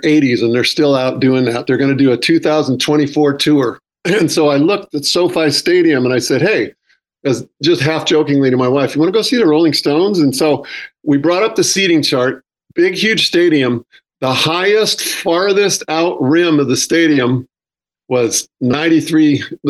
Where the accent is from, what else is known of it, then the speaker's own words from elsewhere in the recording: Northern California, United States; where I grew up in Northern California